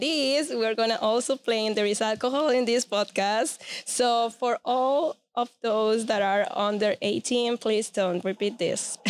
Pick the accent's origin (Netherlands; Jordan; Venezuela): Venezuela; English is a second language; now in Central Florida, United States; I'm originally from Venezuela.